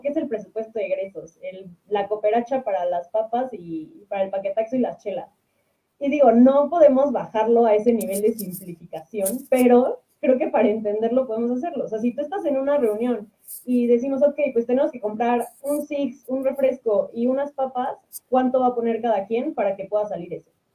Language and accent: Spanish; Mexico; nosotros eh, pues, como mexicanos, ciudadanos, clase media